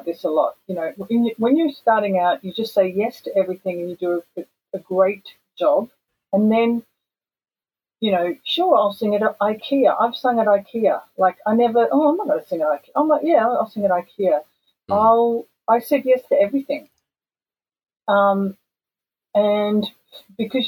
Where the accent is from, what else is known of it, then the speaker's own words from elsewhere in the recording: Perth, Western Australia, Australia; moved away as an adult; now in Japan; growing up in Perth